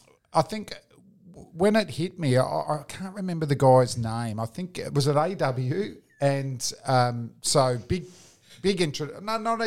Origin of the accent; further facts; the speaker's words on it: Springvale, Victoria, Australia; growing up in Springvale